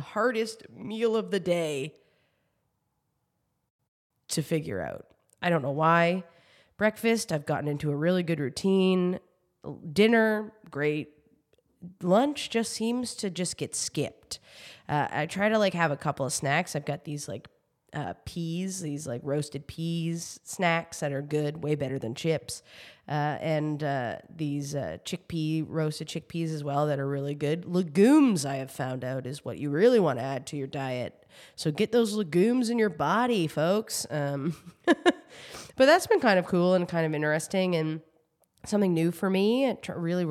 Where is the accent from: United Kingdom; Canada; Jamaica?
Canada; New Brunswick; now in Toronto, Canada